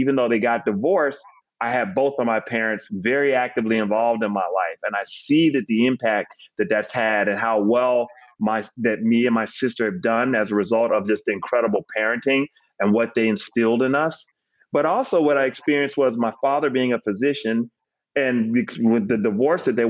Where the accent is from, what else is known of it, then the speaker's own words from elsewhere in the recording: Decatur, Georgia, United States; also born or lived in Harlem, New York / North Carolina; I was born in Harlem, but moved south when I was four. We stopped off in North Carolina for a few years. And then we moved down to Atlanta and moved to Decatur and planted roots there from the time I was eight years old on. So I consider that home